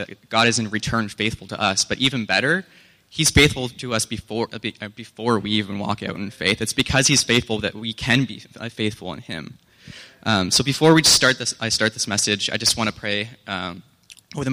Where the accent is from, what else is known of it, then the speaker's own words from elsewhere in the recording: Canada; We're Canadian